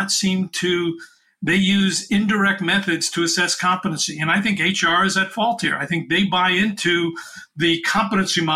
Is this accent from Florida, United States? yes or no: no; New York City, New York, United States; I'm from New York City